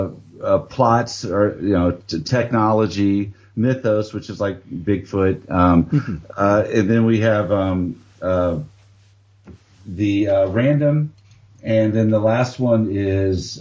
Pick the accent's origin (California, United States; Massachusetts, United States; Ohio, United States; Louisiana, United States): Louisiana, United States; South; now in Dallas, United States; I live down in Dallas, Texas. I've been living here for almost 30 years. And before that, I grew up in South Louisiana in the United States